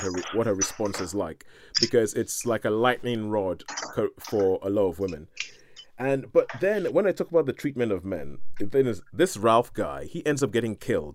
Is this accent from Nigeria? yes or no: yes; Nigeria; because I'm Nigerian